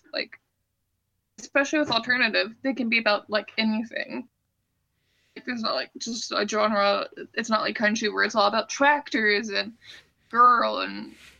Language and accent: English; Louisiana, United States; I grew up in Louisiana